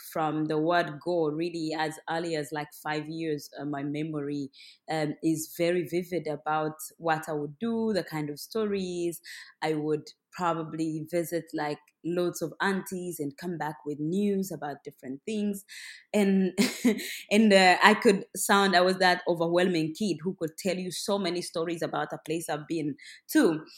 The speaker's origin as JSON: {"language": "English", "region": "Western Region", "country": "Uganda", "tie": "born or raised there", "said": "I am from Uganda. I'm born and raised in the southwest of Uganda"}